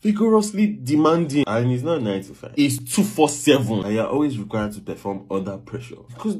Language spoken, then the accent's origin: English; Nigeria; being Nigerian, living in Nigeria.